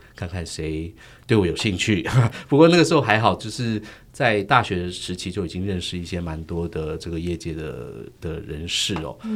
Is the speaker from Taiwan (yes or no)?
yes; Taiwan; 我们台湾人自己的故事，是我家乡的故事